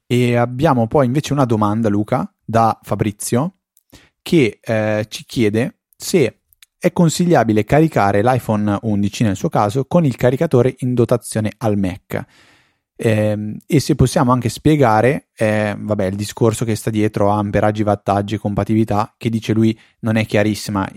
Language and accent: Italian; Italy